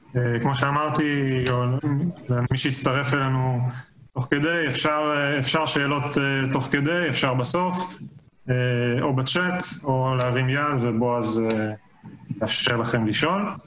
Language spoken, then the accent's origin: Hebrew; Israel; also born or lived in Colorado, United States; אני נולדתי בארץ, גדלתי בארץ